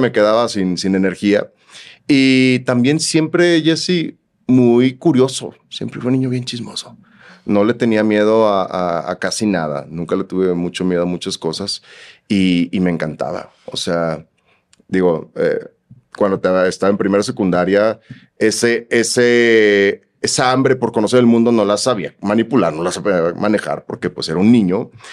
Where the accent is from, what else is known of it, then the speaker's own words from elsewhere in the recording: Chiapas, Mexico; also born or lived in Guadalajara, Jalisco; Somos este, tapatíos de nacimiento y chiapaneco de malcrianza